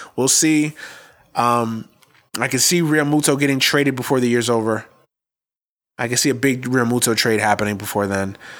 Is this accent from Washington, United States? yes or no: no; New York, United States; I'm from New York